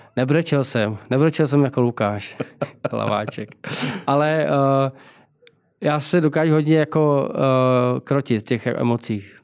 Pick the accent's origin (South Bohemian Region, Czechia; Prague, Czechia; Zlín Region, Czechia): Prague, Czechia; Já jsem vyrůstal na, na Palačáku, nebo na Karláku.